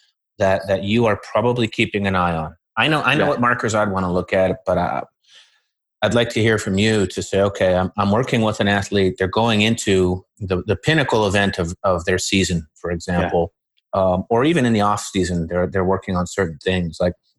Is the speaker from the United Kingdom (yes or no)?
no; Winnipeg, Manitoba, Canada; I grew up in Winnipeg, Canada